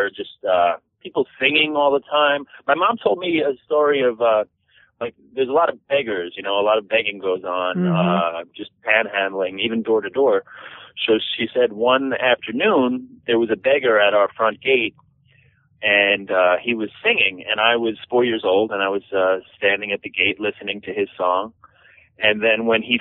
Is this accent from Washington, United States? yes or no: no; New York City, New York, United States; also born or lived in Los Angeles / India; I was born and raised in Queens, and I've more or less lived there my whole life